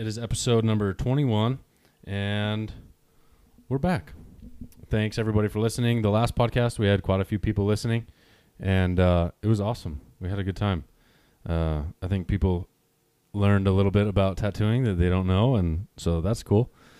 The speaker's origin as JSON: {"language": "English", "region": "Wyoming", "country": "United States", "tie": "born or raised there", "said": "I grew up in Wyoming."}